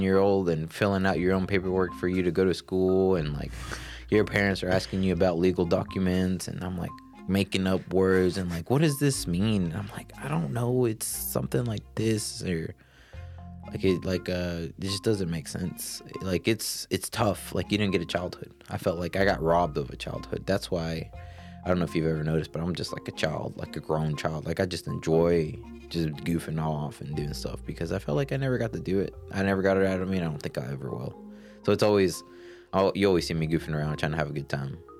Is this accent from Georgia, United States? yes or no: yes; Georgia, United States; also born or lived in Colorado; 26 year old male, born and raised in Georgia